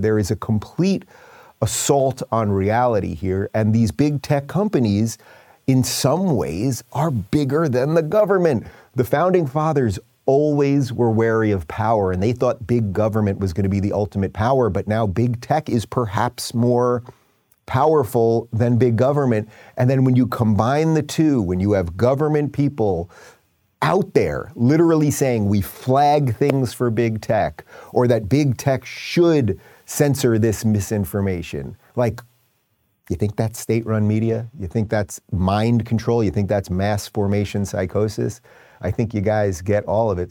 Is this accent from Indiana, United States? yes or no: no; New York, United States; I grew up in New York listening to Howard Stern